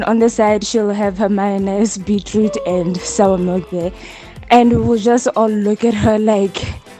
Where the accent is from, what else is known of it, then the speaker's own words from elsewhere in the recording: Bloemfontein, Free State, South Africa; we live in Bloemfontein, so we did not grow up with this.